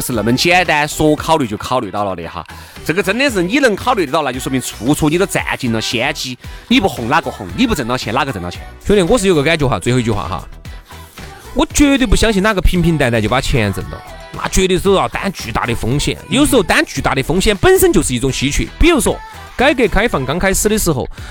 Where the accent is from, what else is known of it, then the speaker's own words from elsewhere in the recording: China; 我们中国人这种做生意的这种尿性